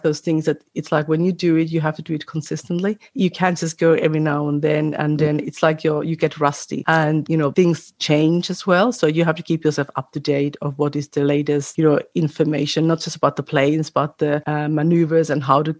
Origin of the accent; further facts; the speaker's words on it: Finland; also born or lived in Australia; now in New South Wales, Australia; I'm from Finland, but I live in Australia